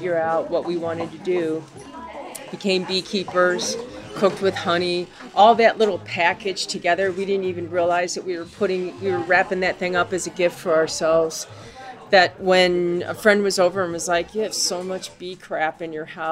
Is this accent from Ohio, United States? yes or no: no; Chicago, Illinois, United States; moved away as an adult; now in Asheville, United States; was born and raised in Chicago